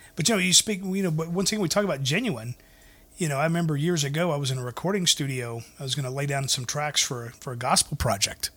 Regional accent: the South, United States; I grew up in the South

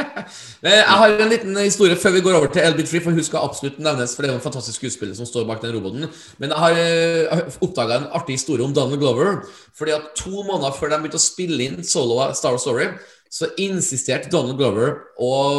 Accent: Trøndelag, Norway; jeg som trønder

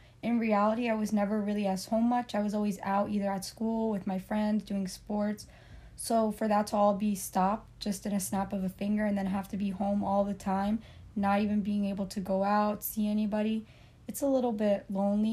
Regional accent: Cliffside Park, New Jersey, United States; I was also born and raised in New Jersey in a town called Cliffside Park

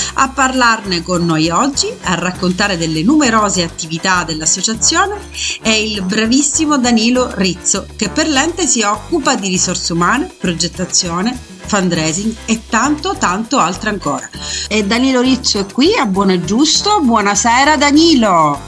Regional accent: Messina, Sicily, Italy; sono messinese

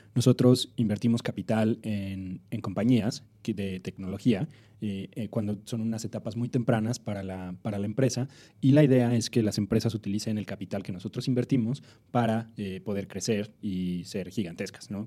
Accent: Mexico City, Mexico; moved away; also born or lived in Silicon Valley; yo soy del DF, eh, nací y crecí acá.

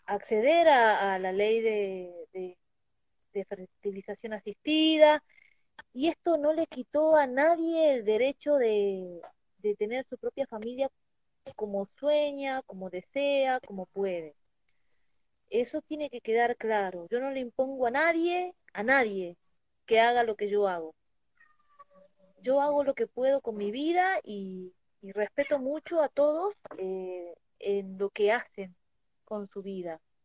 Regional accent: Tucumán, Argentina; now in Mendoza, Argentina; yo soy tucumana

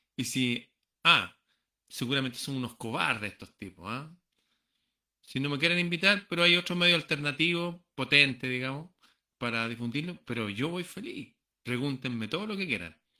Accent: Chile; Muchos peruanos viven aquí, en, en mi país

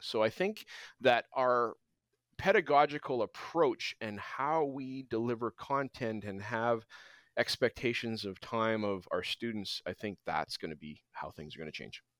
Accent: Alberta, Canada; also born or lived in British Columbia; now in Abbotsford, Canada; I grew up in Alberta

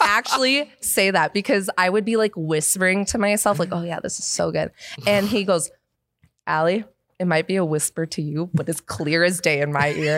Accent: Seattle, Washington, United States; moved away as an adult; I'm from Seattle

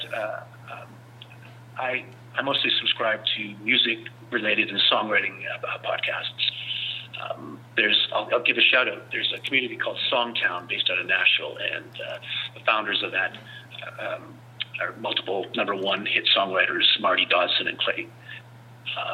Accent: Vancouver, British Columbia, Canada; now in San Francisco Bay Area, United States; I come from Vancouver

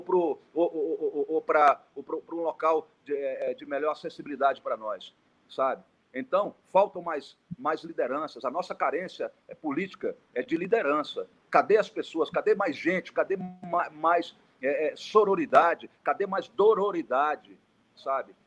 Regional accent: Brazil; como brasileiro

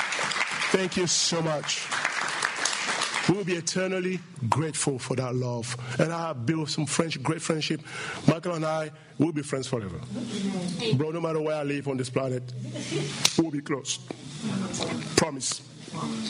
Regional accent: Cameroon; From Cameroon

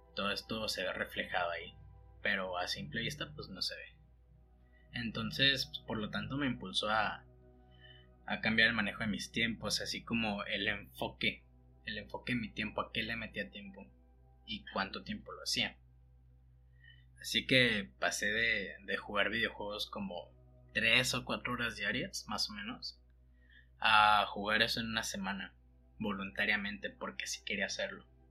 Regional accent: Mexico; moved away as an adult; also born or lived in Mexico City; siendo un costeño, nacido y criado en el mar

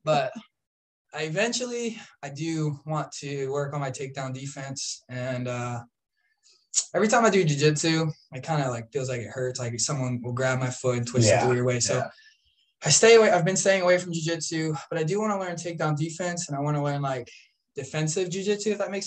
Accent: DeBary, Florida, United States; also born or lived in Orange City, Florida; now in Pierson, United States; I grew up pretty much in DeBary and Orange City

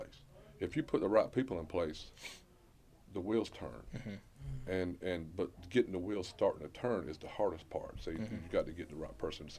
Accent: Swainsboro, Georgia, United States; I grew up in Swainsboro

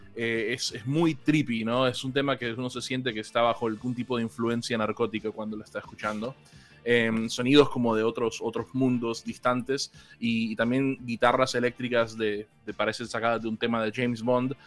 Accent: Colombia; now in Argentina; aunque vivo en Argentina hace casi 17 años, yo soy originalmente de Colombia.

